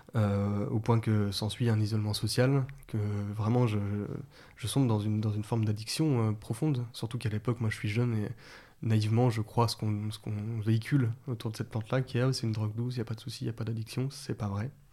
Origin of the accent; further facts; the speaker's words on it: Vénissieux, Auvergne-Rhône-Alpes, France; Je suis né à Vénissieux. Et après, j'étais plutôt dans les banlieues euh, lyonnaises